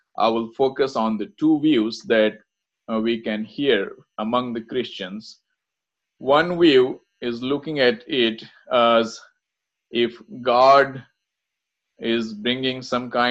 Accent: India; I'm from India

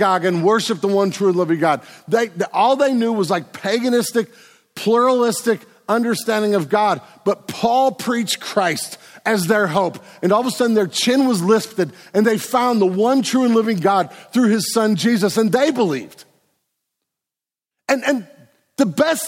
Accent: United States; we're Americans

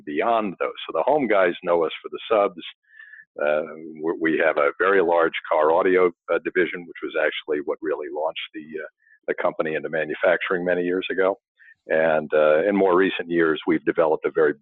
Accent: New York area, United States; I grew up in the New York area

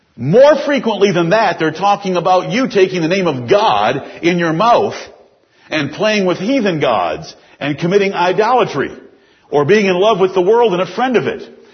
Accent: United States; As American Christians

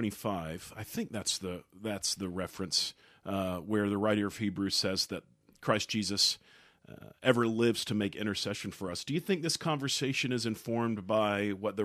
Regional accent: Georgia, United States; I grew up in Southwest Georgia, and immediately behind our backyard was a field.

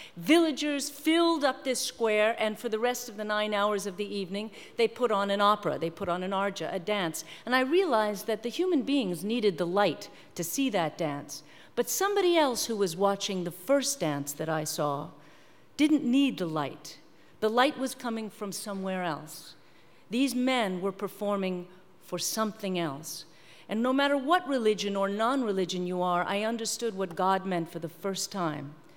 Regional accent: New York, United States; I'm from New York

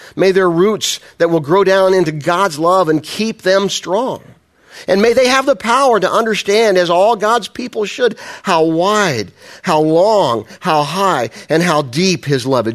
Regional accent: Midwest, United States; I'm a Midwesterner

